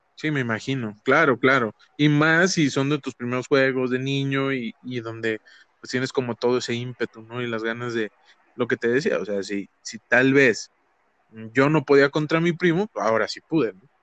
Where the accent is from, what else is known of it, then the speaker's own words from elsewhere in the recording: Ciudad Madero, Tamaulipas, Mexico; yo crecí en Madero.